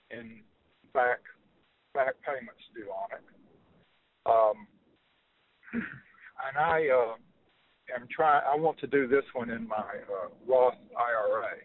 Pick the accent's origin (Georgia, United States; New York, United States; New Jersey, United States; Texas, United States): Georgia, United States; Athens; I'm from Athens, Georgia.